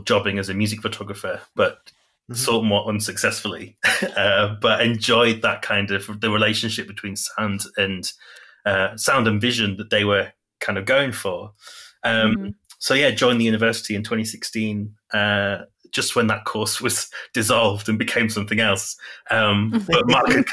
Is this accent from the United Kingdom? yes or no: yes; Yorkshire and the Humber, United Kingdom; now in Huddersfield, United Kingdom; I am a writer and photographer from Yorkshire, in the UK.